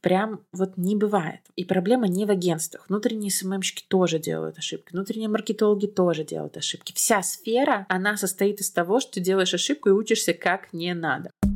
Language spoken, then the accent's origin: Russian; Belarus; я как белоруска